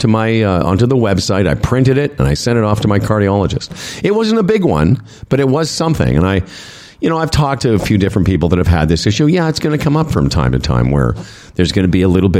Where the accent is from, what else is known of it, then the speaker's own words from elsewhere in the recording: Moose Jaw, Saskatchewan, Canada; We grew up in Moose Jaw together